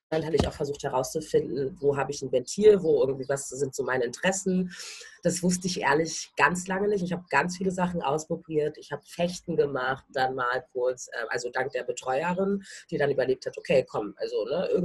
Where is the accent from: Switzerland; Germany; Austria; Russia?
Germany; Berlin; also ich bin in Berlin-Schöneberg groß geworden, bin auch zur Schule gegangen ähm, und auch äh, in die Kita dort.